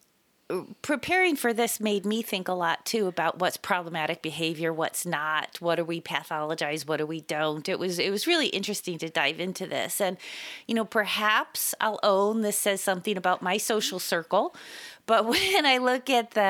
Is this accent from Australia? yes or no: no; Spain; moved away; also born or lived in Italy; I grew up in Spain and I've spent a lot of time in Italy